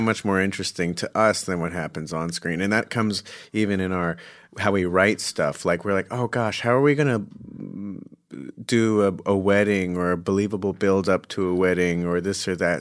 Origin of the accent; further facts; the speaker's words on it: Scottsdale, Arizona, United States; I'm from Phoenix, Scottsdale.